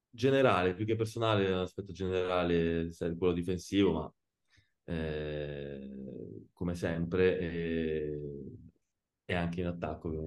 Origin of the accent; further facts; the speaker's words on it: Pescara, Abruzzo, Italy; Sì, Pescara, ti dirò, io sono di Pescara, però non ho mai giocato a, a Pescara.